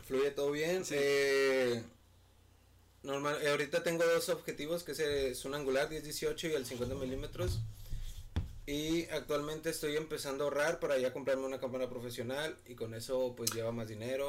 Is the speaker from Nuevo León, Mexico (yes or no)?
yes; Monterrey, Nuevo León, Mexico; soy aquí de Monterrey, Nuevo León.